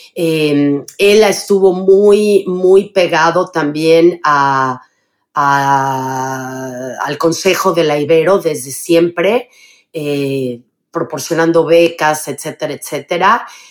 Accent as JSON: {"language": "Spanish", "region": "Mexico City", "country": "Mexico", "tie": "born or raised there", "moved": "as an adult", "said": "Yo nací en la Ciudad de México em, y viví los primeros 25 años de mi vida en la Ciudad de México."}